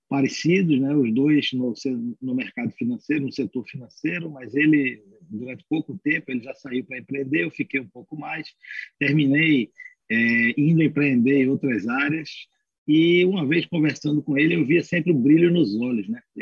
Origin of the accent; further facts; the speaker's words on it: Pernambuco, Brazil; now in São Paulo, Brazil; nós somos oriundos né, de Pernambuco, resolvemos nos estabelecer em São Paulo